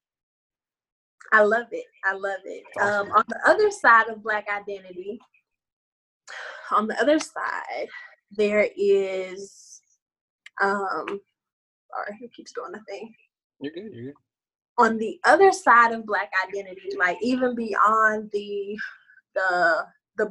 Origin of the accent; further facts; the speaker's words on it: Beaumont, Texas, United States; moved away; who I am or my hometown or my family